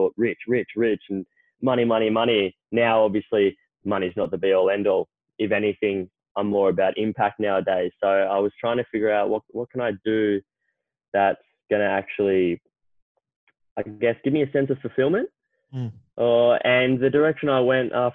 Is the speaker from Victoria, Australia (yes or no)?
yes; Melbourne, Victoria, Australia; I grew up in Melbourne, still in Melbourne. Haven't lived anywhere else but Melbourne.